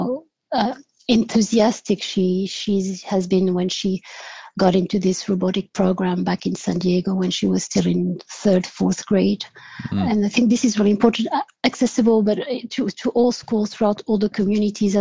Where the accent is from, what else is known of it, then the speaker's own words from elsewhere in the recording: France; moved away as an adult; also born or lived in Switzerland / California, United States; now in Belgium; I was born in France. And did my studies there, my undergraduate studies there. But my parents are actually from Portugal